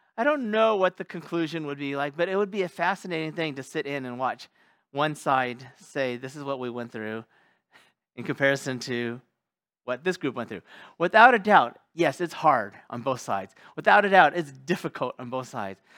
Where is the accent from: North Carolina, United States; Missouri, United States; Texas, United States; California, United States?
California, United States; moved away; my home state of California